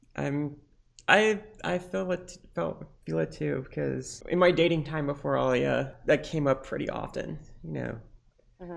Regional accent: Lebanon; now in United States; I am bi, trans, and Lebanese

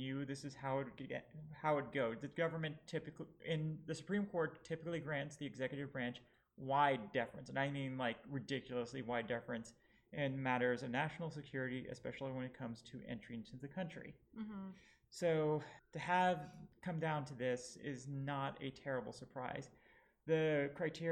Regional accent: Lebanon; now in United States; I am bi, trans, and Lebanese

